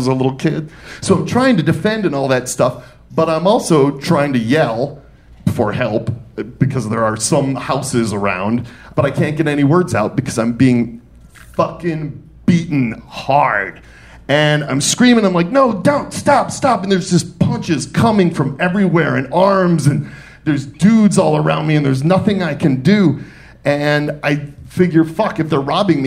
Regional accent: Detroit, Michigan, United States; born or raised there; also born or lived in New York City; now in Atlanta, United States

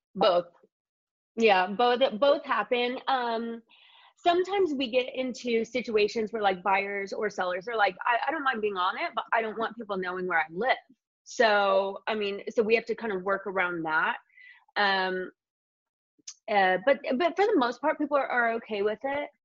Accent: Indiana, United States; moved away as an adult; now in Los Angeles, United States; I'm from Indiana

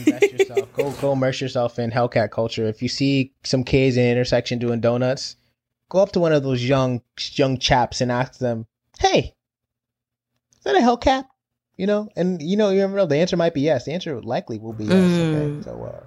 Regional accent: Connecticut, United States; growing up in Connecticut, being around lots of Italian Americans

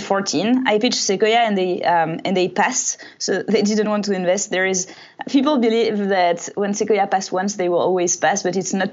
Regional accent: France; English is a second language; moved away as an adult; now in United States; So I was raised in France.

